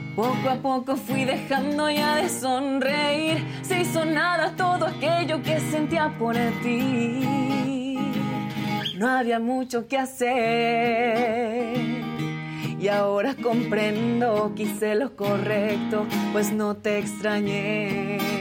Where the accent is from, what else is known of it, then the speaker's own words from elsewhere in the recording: Querétaro, Mexico; Yo soy de Querétaro